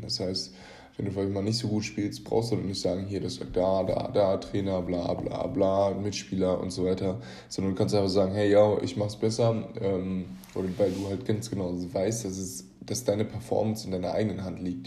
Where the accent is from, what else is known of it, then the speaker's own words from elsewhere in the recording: Germany; wir uns als Deutsche